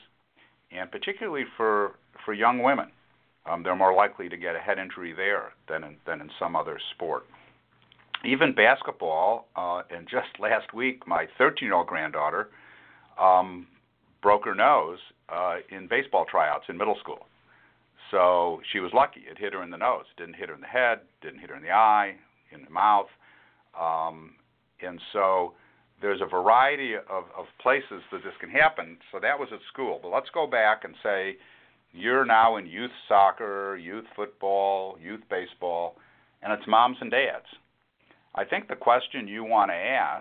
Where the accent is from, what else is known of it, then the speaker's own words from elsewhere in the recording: Chicago, Illinois, United States; now in San Antonio, United States; I'm a Yankee from Chicago. I mean, I'm from the north.